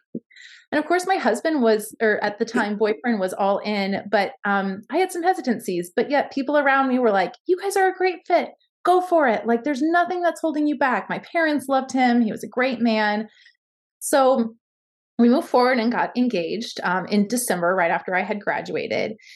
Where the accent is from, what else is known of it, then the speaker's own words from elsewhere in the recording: Baltimore, Maryland, United States; now in Ames, United States; born in baltimore maryland so i currently live in ames iowa